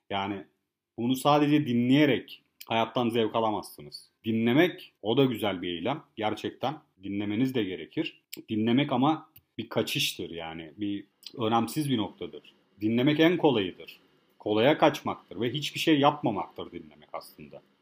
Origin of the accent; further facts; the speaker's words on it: Kars, Kars Province, Turkey; now in Bodrum, Turkey; Kars'ta doğmuşuz anam biz yani ne yapak yani şimdi hani gidek orada tamam Bodrum'da köye yerleştik diye de hemen yani şey yapacak halimiz yok. Yani günün sonunda hani biz de Karslıyız.